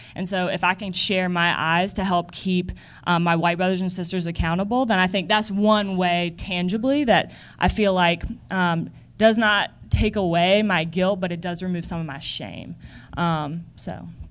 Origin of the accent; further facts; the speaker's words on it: the South, United States; growing up in the South